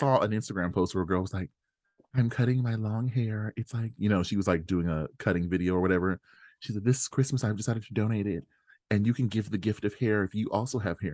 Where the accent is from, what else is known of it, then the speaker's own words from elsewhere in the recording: Australia; I'm Australian